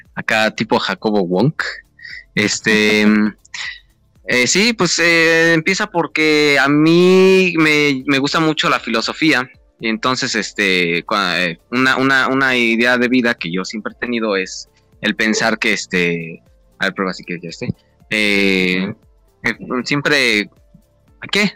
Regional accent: State of Mexico, Mexico; somos del Estado de México

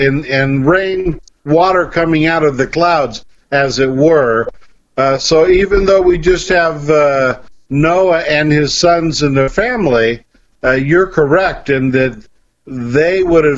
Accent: Ireland; I'm Irish, and I know a lot about rainbows.

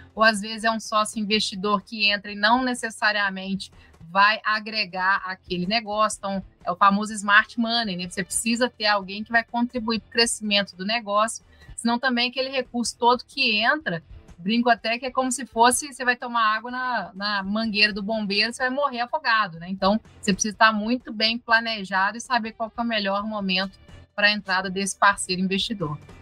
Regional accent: Viçosa, Minas Gerais, Brazil; Nós somos de Viçosa, que é a cidade né, que fez o, doce de leite

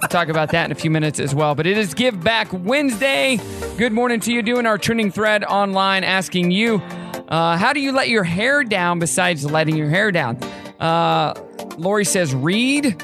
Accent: Southwest City, Missouri, United States; also born or lived in Kansas; I'm from Southwest City, which is in the Southwest City or Southwest part of Missouri

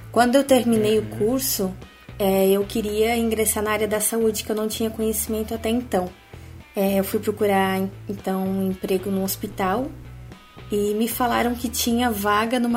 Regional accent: Blumenau, Santa Catarina, Brazil; now in Balneário Camboriú, Brazil; Então, eu sou de Blumenau, Santa Catarina. Eu me formei lá mesmo, numa faculdade particular, a FAMEBLU, e atualmente eu moro em Balneário Camboriú e trabalho aqui mesmo.

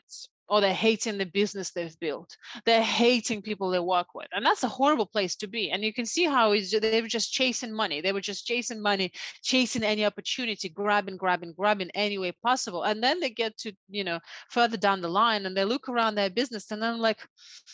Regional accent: Siberia, Russia; moved away; I was brought up in the Siberian part of Russia during communism time

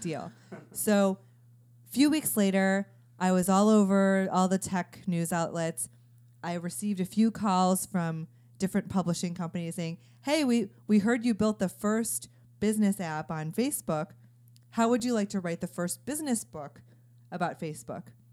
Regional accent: Chicago, Illinois, United States; moved away as an adult; also born or lived in Stanford, California; I'm from Chicago, and I remember being a junior in high school

